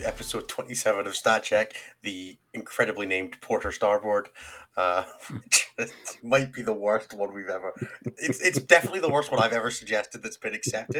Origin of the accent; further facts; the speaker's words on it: Scotland, United Kingdom; accent: Scottish; I'm a Scottish dude.